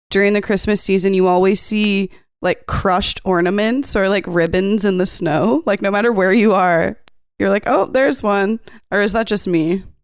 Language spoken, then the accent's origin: English; Canada; so we're all Canadian